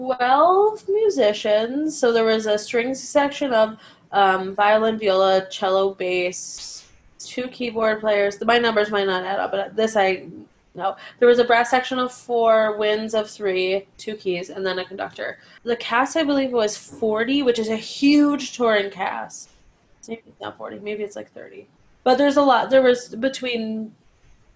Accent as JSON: {"language": "English", "town": "Cleveland", "region": "Ohio", "country": "United States", "moved": "yes", "lives_now": "New York City, United States", "said": "I'm from Cleveland"}